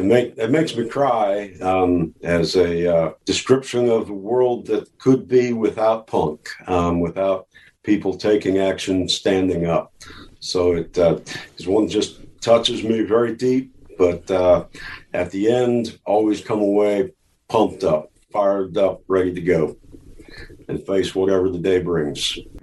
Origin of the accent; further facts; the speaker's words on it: Rapid City, South Dakota, United States; also born or lived in Southern California; now in Texas, United States; Originally, Rapid City, South Dakota.